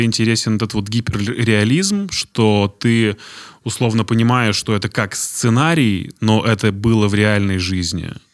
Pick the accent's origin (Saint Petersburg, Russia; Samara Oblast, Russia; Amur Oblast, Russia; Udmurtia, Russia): Udmurtia, Russia; Izhevsk; Я из Ижевска